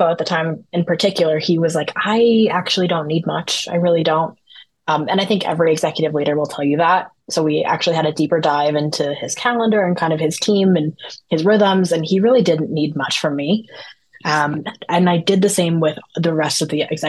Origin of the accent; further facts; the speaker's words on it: Denver, Colorado, United States; I'm from the Denver area